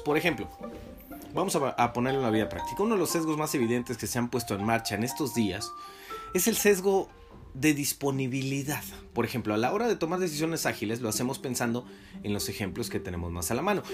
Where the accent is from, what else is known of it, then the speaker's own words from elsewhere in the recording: Mexico; nosotros como mexicanos